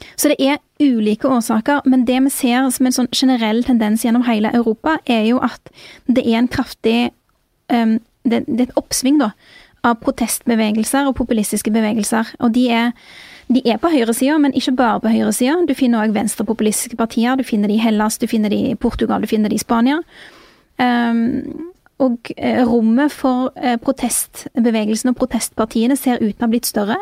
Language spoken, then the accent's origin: Norwegian; Bjørheimsbygd, Rogaland, Norway; jeg vokste opp i Bjørheimsbygd